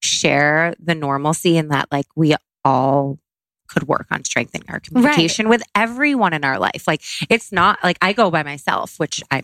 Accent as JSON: {"language": "English", "town": "Syracuse", "region": "New York", "country": "United States", "tie": "born or raised there", "said": "I grew up in Syracuse, New York, upstate New York"}